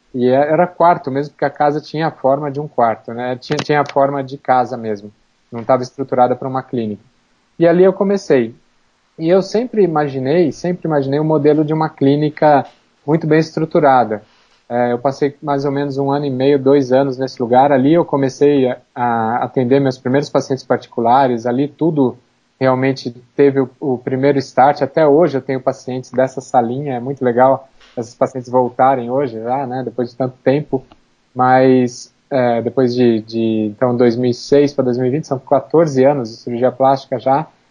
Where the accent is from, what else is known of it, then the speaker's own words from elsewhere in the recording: Campinas, São Paulo, Brazil; now in São Paulo, Brazil; Campinas, que é a minha cidade natal